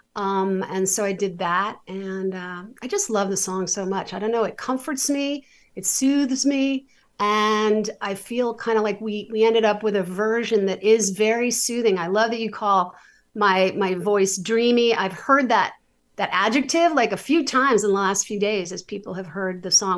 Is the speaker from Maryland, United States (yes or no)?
no; New York City, New York, United States; I was a very, like, super overscheduled, ambitious New York City kid.